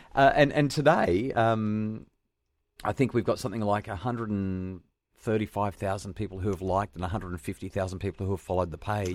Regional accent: New South Wales Central Coast, Australia; I grew up on the New South Wales Central Coast

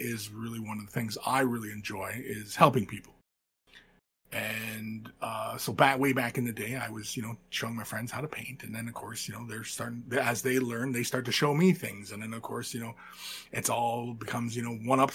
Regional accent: London, Ontario, Canada; moved away as an adult; I was born and raised in Southern Ontario. I'm from London, Ontario.

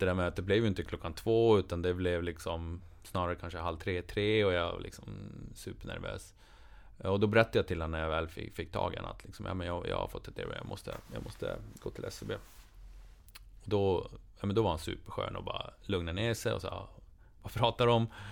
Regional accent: Boden, Norrbotten County, Sweden; hemma i Boden

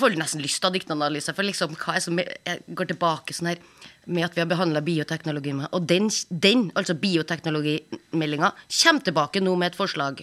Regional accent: Trøndelag, Norway; moved away; der jeg kommer fra, oppe i Trøndelag

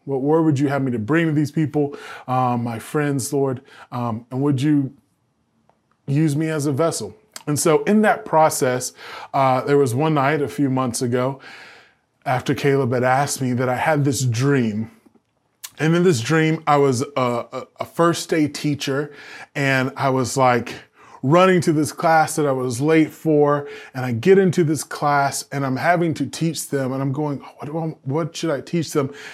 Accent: the South, United States; I'm from the South. We have all these, like, Southern phrases

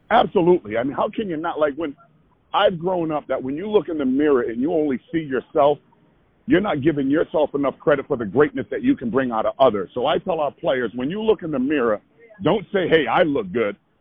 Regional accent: Providence, Rhode Island, United States; I was born and raised there. I grew up on Friar basketball

